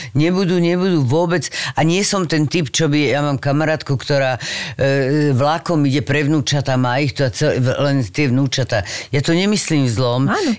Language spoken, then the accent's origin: Slovak; Bratislava, Bratislava Region, Slovakia; moved away as an adult; now in Czech Republic; som z Bratislavy